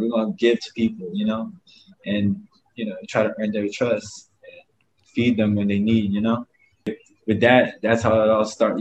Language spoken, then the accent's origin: English; Augusta, Georgia, United States; also born or lived in Myrtle Beach, South Carolina; now in Honolulu, United States; I come from uh, Myrtle Beach, but I was raised in Augusta, Georgia